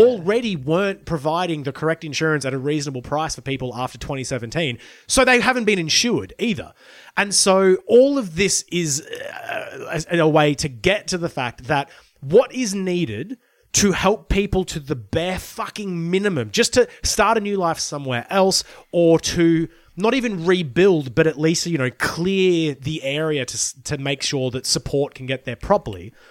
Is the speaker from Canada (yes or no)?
no; Brisbane, Queensland, Australia; moved away; also born or lived in Lismore, Northern Rivers, New South Wales; I grew up in Brisbane before moving to the Northern Rivers and then spending more time in Brisbane